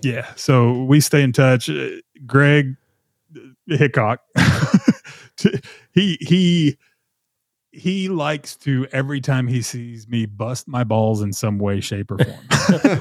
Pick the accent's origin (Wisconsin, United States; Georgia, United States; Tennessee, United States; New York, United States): Tennessee, United States; Nashville; moved away as an adult; also born or lived in Texas; it's still home, you know, it's where I grew up and, you know, I was born in Texas and then we moved to Middle Tennessee when I was in fifth grade and then ended up in Nashville in high school